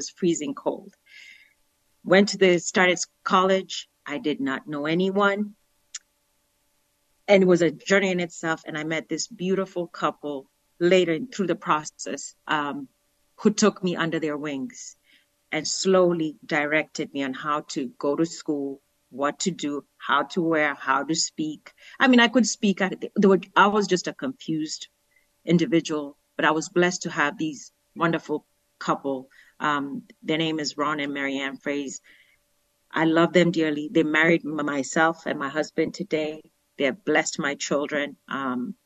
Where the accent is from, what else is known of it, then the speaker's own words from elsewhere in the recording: Nairobi, Kenya; moved away as an adult; now in United States; I was born in Kenya. The city that I was born from is Nairobi.